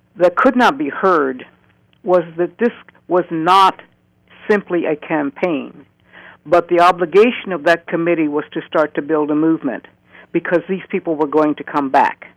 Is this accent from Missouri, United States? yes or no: yes; St. Louis, Missouri, United States; moved away as an adult; now in Oregon, United States; born in 1940 in St. Louis, Missouri